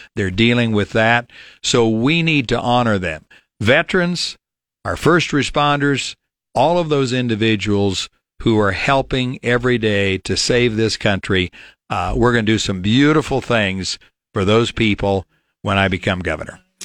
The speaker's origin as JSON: {"language": "English", "town": "Falls City", "region": "Nebraska", "country": "United States", "tie": "born or raised there", "also_born_or_lived": "Grand Island, Nebraska", "said": "born and raised in Fall City, Nebraska, lived in Richardson County, have always voted in Nebraska."}